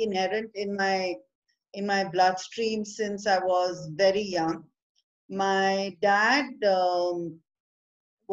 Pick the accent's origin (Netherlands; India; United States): India; I am from India